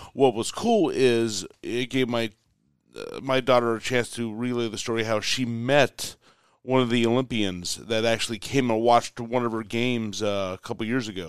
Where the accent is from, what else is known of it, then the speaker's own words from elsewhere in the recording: United States; I'm the American